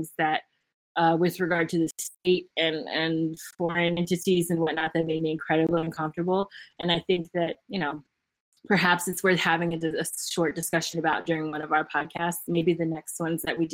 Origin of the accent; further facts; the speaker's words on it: Memphis, Tennessee, United States; moved away; I was born and raised in Memphis, Tennessee.